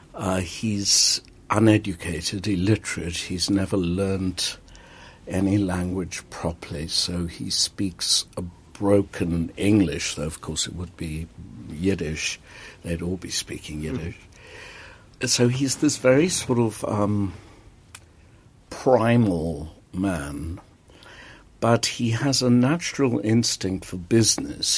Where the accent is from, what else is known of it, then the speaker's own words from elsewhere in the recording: South Africa; moved away as an adult; South African. When I came to this country in the 60s